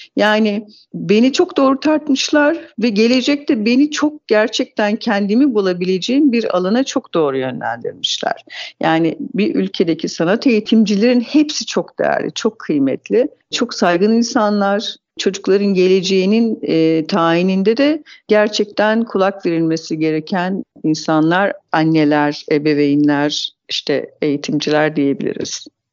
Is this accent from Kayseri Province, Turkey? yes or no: no; Tokat, Turkey; 1970 Tokat doğumluyum.